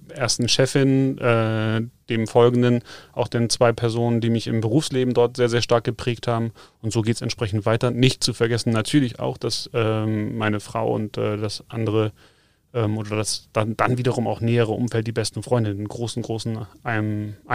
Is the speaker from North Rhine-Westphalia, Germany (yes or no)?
no; Schleswig-Holstein, Germany; moved away as an adult; also born or lived in Hamburg; now in Munich, Germany; also ich bin selber geboren in Schleswig-Holstein, ähm, kurz vor Dänemark quasi. Jetzt hat es mich schon seit knapp 15 Jahren, mehr wie 15 Jahre hier unten nach Bayern verschlagen.